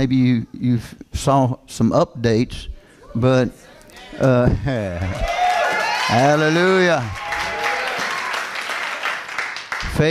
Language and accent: English; Kentucky, United States; I'm from Kentucky.